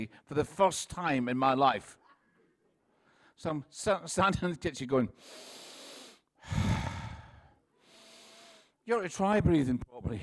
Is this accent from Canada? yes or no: no; Scotland, United Kingdom; I'm from Scotland, and where I come from, everyone speaks like this